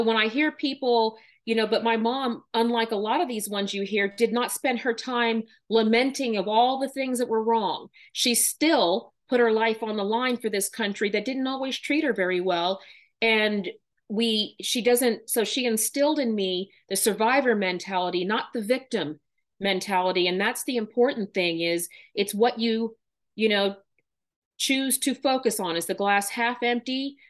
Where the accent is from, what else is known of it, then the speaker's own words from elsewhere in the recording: Texas, United States; born there; I am a daughter of two Air Force colonels. We moved a lot. I was born in Texas.